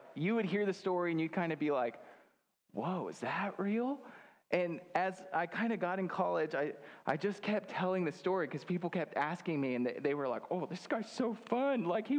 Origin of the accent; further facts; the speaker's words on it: Grand Island, Nebraska, United States; moved away; I'm from Grand Island